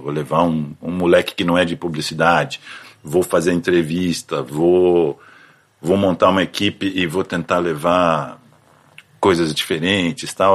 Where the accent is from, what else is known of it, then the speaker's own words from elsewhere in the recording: São José dos Campos, São Paulo, Brazil; moved away as an adult; now in São Paulo, Brazil; Eu sou de São José dos Campos, no interior de São Paulo. E aí vim para São Paulo quando entrei na faculdade, né? Até então morava lá